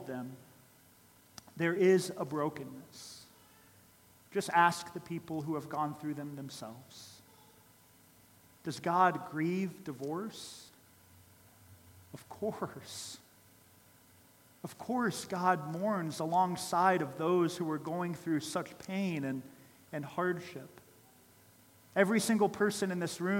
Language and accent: English; Columbus, Ohio, United States; I grew up in Columbus, Ohio